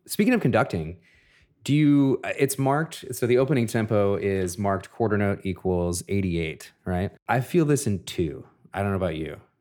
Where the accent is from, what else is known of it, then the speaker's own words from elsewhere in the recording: Minneapolis, Minnesota, United States; in my hometown of Minneapolis